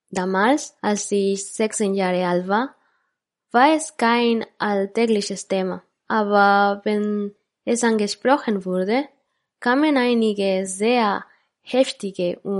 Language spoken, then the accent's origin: German; Quito, Pichincha, Ecuador; born there; Ich bin in Quito geboren, der Hauptstadt Ecuadors, einem Land im Nordosten Südamerikas